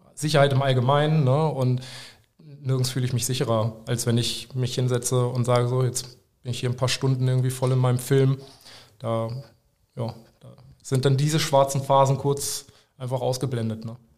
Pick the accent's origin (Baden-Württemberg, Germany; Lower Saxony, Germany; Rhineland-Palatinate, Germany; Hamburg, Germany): Lower Saxony, Germany; Nienburg/Weser; moved away as an adult; also born or lived in Hameln; now in Aerzen, Germany; Ich bin äh, ursprünglich aus Nimog-Weser und bin vor ja, so zwölf Jahren etwa ähm, zum Tätowieren lernen nach Erzen gegangen